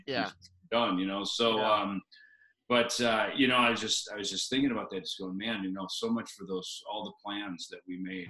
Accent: Minnesota, United States; now in Scottsdale, United States; I grew up in Minnesota

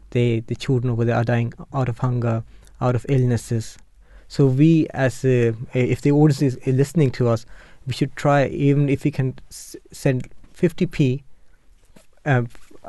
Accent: Germany; Like when my parents moved to Germany, because I was born in Germany

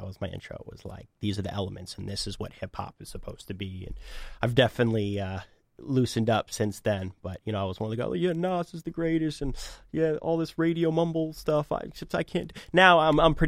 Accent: Boston, Massachusetts, United States; also born or lived in Chicago / Medford / Cambridge; So I grew up in Boston. I've lived here my whole life, minus a couple years for college.

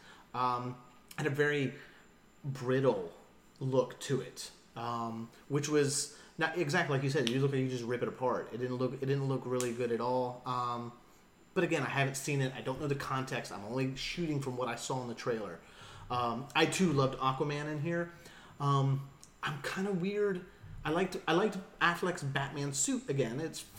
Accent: Boston, Massachusetts, United States; I'm from Beantown. Like, you just hear that Bostonian just come out.

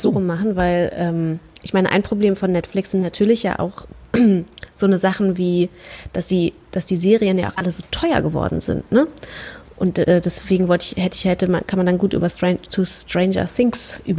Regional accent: Berlin, Germany; wir als Berliner

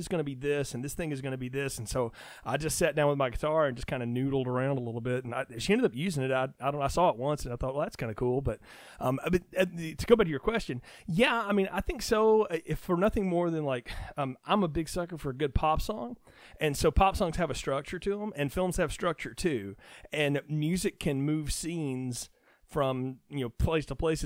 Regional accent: North Alabama, United States; where I grew up in North Alabama is right across the river from Muscle Shoals

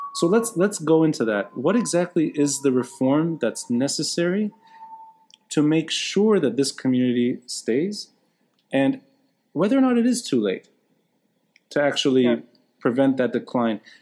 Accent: Beirut, Beirut Governorate, Lebanon; also born or lived in Tripoli, Lebanon; Beirut, I am a Beiruti, but I'm originally originally from Tripoli

